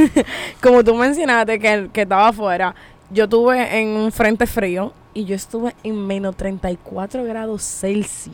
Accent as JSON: {"language": "Spanish", "region": "Monte Cristi", "country": "Dominican Republic", "said": "soy de pueblo soy de Montecristi de Jabón"}